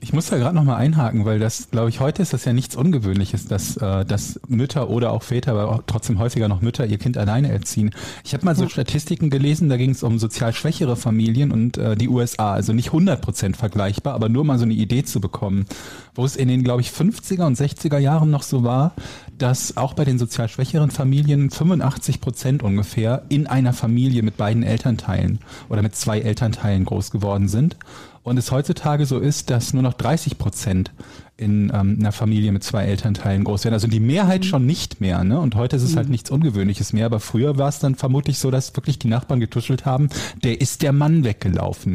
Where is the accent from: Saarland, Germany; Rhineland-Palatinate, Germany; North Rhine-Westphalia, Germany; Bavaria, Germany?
North Rhine-Westphalia, Germany; Willich; also born or lived in Düsseldorf; die Gegend, wo ich groß geworden bin, Willig, ähm, hatte früher das mhm. Stadt, also das Kreiskennzeichen Kempen-Krefeld